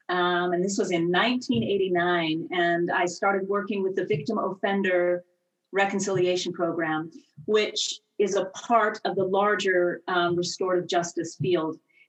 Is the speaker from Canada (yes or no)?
yes; Saskatoon, Saskatchewan, Canada; moved away as an adult; also born or lived in Fresno, California; I grew up in Saskatoon, Saskatchewan, Canada, in a tight-knit Mennonite community.